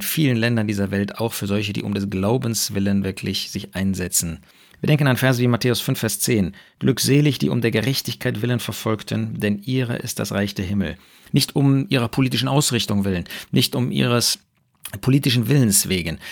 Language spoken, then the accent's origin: German; Germany; bei uns in Deutschland